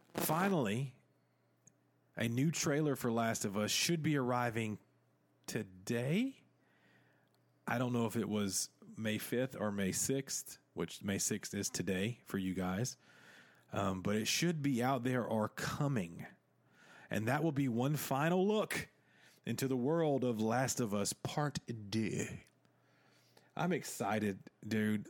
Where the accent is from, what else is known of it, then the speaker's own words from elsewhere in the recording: the South, United States; accent: Southern; I sound straight, uh, like I am from the South, huh? Of, uh, America.